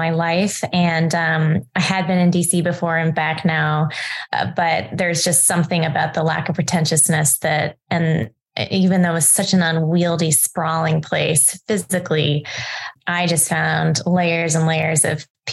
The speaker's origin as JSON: {"language": "English", "country": "Hong Kong", "tie": "born or raised there", "said": "I grew up in Hong Kong"}